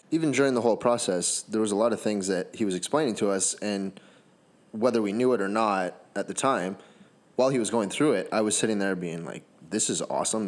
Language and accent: English; Canada; I'm Canadian